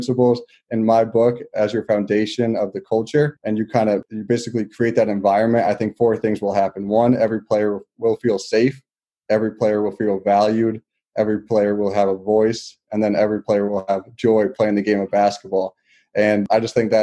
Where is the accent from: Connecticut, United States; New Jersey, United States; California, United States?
Connecticut, United States; I grew up in Connecticut